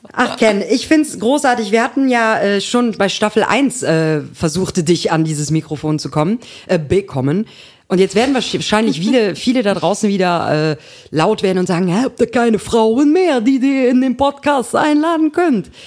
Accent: Unterbergisches Land, North Rhine-Westphalia, Germany; komme halt aus dem Unterbergischen

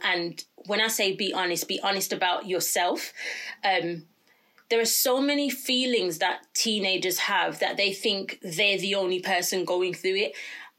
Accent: Jamaica; Sometimes, as a Jamaican parent, I think, well, I don't know if I'm allowed to say I'm Jamaican, but I am Jamaican.

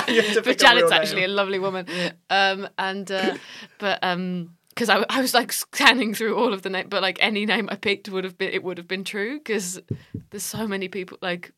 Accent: Nottingham, East Midlands, United Kingdom; accent: northern; moved away; I did a gig in Nottingham on Thursday night, my hometown.

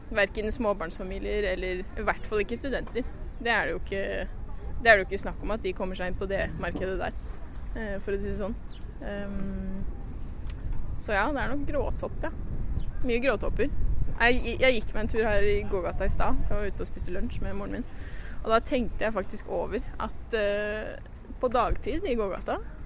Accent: Lillehammer, Innlandet, Norway; moved away as an adult; also born or lived in Aarhus, Denmark; byen, hjembyen min

